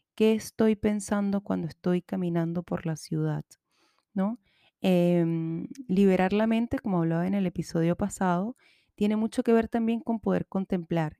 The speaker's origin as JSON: {"language": "Spanish", "country": "Chile", "accent": "Chilean", "said": "todo esto me acaba de salir muy chileno, lo siento. Bueno, no lo siento, es mi acento y así, así hablo hoy"}